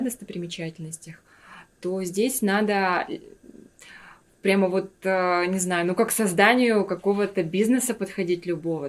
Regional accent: Yakutia, Sakha Republic, Russia; moved away as an adult; also born or lived in Moscow, Russia / Stockholm, Sweden; Я всегда говорила, я из Якутии

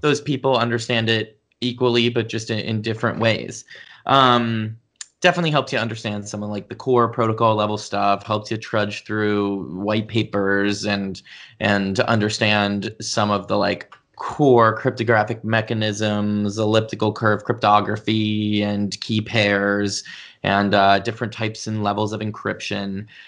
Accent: Pittsburgh, Pennsylvania, United States; I grew up in Pittsburgh, Pennsylvania.

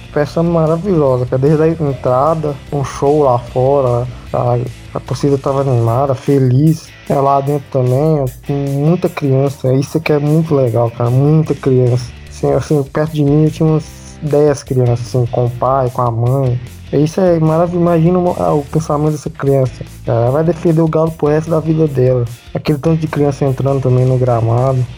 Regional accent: interior of Minas Gerais, Brazil; Eu cresci longe de Mineirão, Independência, tinha no interior

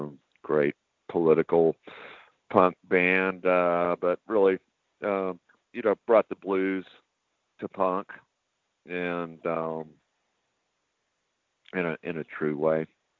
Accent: San Antonio, Texas, United States; also born or lived in Austin; I grew up in San Antonio and we had a punk scene here. I mean, when I was in middle school and high school

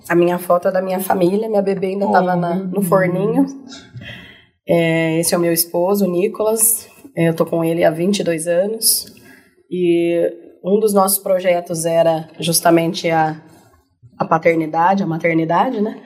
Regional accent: Barretos, São Paulo, Brazil; eu sou de Barretos, né? Nascida e uhum. criada em Barretos

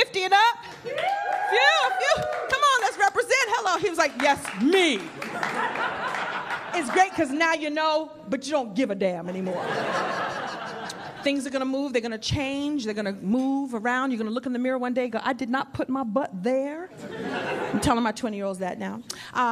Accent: New York City, New York, United States; moved away as an adult; now in Los Angeles, United States; I grew up here in New York

